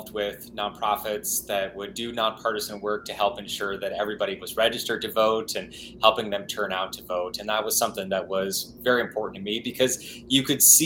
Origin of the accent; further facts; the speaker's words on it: Hysham, Montana, United States; moved away as an adult; now in Washington, D.C., United States; I grew up in Montana. Yeah, I lived there for all my life before just about a year ago when I moved over to Washington, D.C.